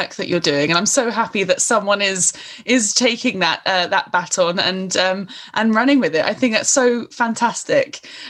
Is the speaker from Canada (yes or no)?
no; United Kingdom; no, okay, I'm British, I'm here, but always feeling slightly on the edge